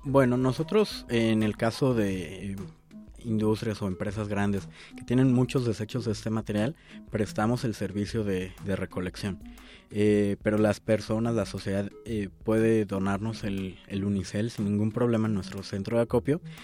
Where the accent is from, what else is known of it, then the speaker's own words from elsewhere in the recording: Mexico City, Mexico; yo no consigo como chilango tomarme un atole que no sea en un vaso